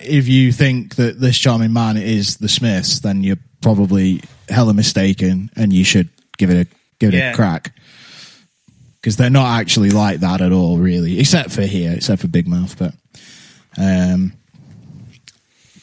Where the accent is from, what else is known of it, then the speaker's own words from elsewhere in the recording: United Kingdom; us Brits